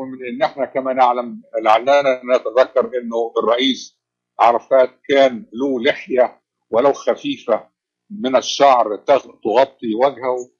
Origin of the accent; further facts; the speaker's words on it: Egypt; now in Washington, United States; كما نقول في مصر